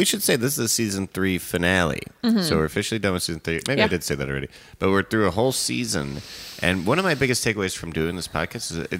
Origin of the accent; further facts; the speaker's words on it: Evanston, Illinois, United States; I'm from Evanston